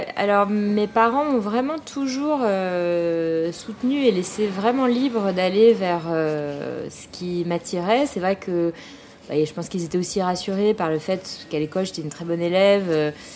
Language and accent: French; Paris, Île-de-France, France; je suis parisienne, née, je suis née et j'ai grandi à Paris.